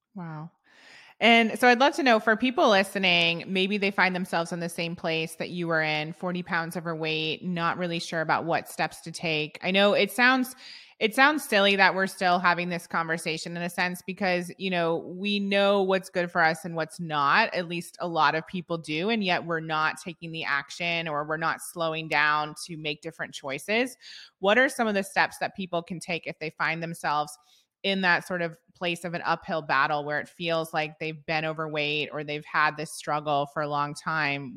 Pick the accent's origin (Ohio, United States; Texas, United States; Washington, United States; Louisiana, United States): Ohio, United States; I'm from the Midwest as well. I'm from Ohio. I grew up with entrepreneurs all around me